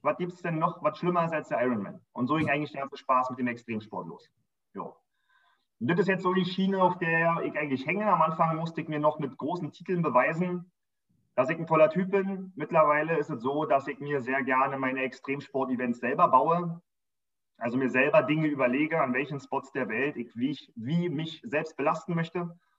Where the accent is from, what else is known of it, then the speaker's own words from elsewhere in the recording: Berlin, Germany; Wir sind noch draußen am Rand von Berlin groß geworden